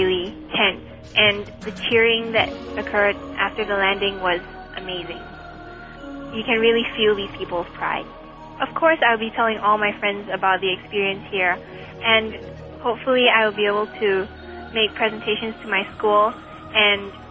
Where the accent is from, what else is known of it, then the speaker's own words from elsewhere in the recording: Singapore; from Singapore. I'm 14 years old